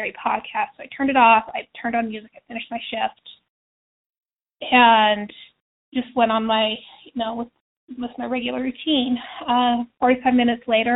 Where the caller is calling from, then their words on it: Utah, United States; I'm calling from Utah.